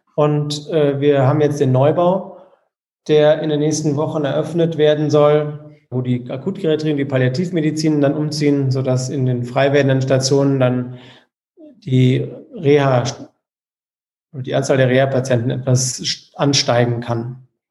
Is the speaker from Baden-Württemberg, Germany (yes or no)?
no; Frankfurt, Hesse, Germany; Ich bin in Frankfurt geboren und deswegen äh, bin ich äh, Eintracht Frankfurt-Fan